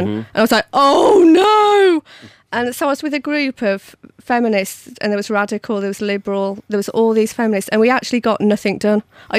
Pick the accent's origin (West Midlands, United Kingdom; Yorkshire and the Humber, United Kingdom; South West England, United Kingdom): West Midlands, United Kingdom; Bewdley